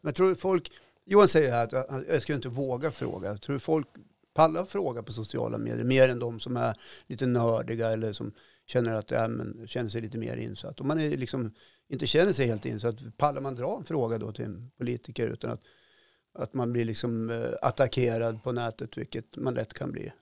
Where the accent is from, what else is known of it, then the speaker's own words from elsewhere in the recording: Norrbotten County, Sweden; min morfar och, vi är född i Norrbotten och liksom rödaste rött upp i malmfälten